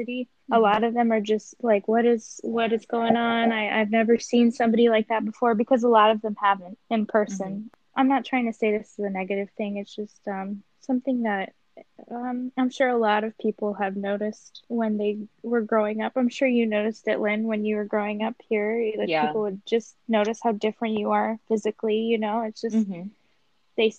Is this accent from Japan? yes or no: yes; Japan; growing up in Japan